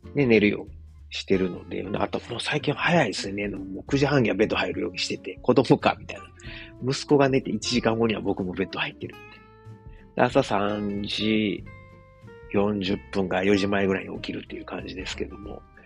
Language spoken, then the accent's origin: Japanese; Osaka, Japan; moved away as an adult; now in Germany; 自分の実 家であるですね、駒川あずまや、はい、親父とおかんがやってる、えー、大阪駒川いうところ